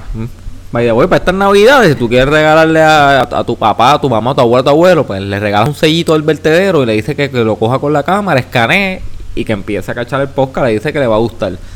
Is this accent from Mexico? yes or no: no; Puerto Rico; Como yo, boricua